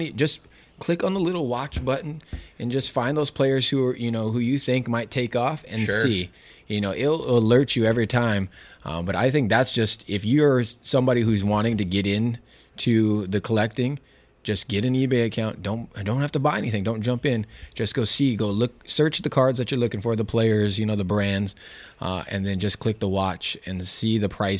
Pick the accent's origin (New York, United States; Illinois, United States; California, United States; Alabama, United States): California, United States; growing up in California, he was a hot 49er, and then he came to Seattle.